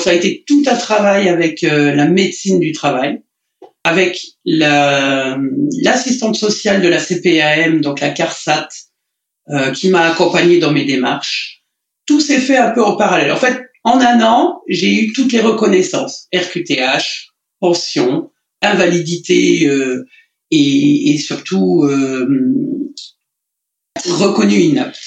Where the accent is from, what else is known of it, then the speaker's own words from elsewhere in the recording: Lorraine, Grand Est, France; moved away; en Lorraine, là-bas, dans, dans ma région natale.